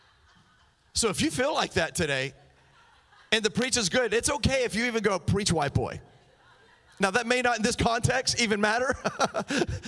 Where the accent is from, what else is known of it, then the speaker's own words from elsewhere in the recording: Miami, Florida, United States; I'm from Miami